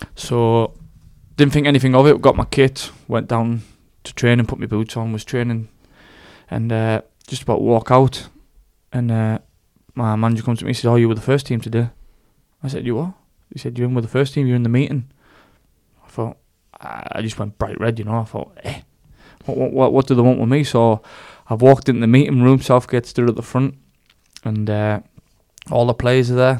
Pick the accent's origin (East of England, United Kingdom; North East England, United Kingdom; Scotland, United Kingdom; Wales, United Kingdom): North East England, United Kingdom; Darlington; moved away as an adult; also born or lived in Iceland; I grew up in uh, in Darlington